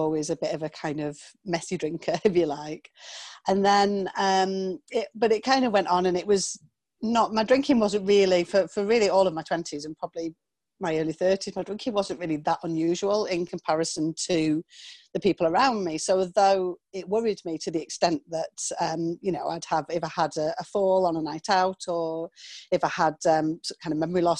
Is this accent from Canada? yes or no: no; small town on the Scottish borders, North East England, United Kingdom; I'm from England, from the north of England to be exact. And I grew up in a small town just kind of on the Scottish borders